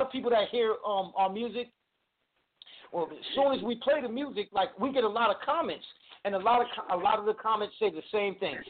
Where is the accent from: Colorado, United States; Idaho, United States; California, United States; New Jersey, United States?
New Jersey, United States; now in North Carolina, United States; I was born and raised up in New Jersey